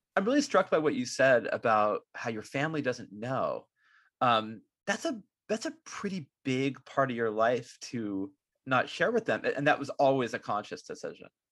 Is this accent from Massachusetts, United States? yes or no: no; California, United States; I was born in California